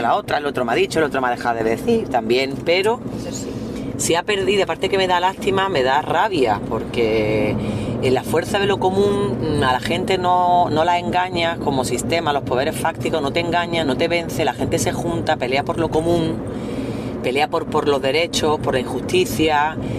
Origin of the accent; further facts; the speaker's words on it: Andújar, Andalusia, Spain; moved away; also born or lived in Cádiz; nosotras no somos de Cádiz y, nosotras somos de Jaén, de Andújar